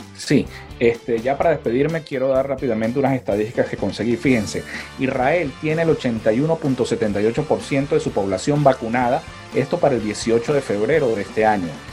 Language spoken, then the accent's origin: Spanish; San Cristóbal, Táchira, Venezuela; now in Riverside, United States; de donde nosotros somos, de San Cristóbal